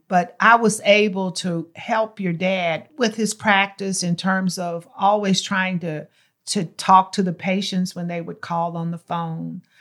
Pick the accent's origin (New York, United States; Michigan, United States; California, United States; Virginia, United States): Virginia, United States; Martinsville; moved away as an adult; also born or lived in Greensboro, North Carolina; now in Texas, United States; I was born in Martinsville, Virginia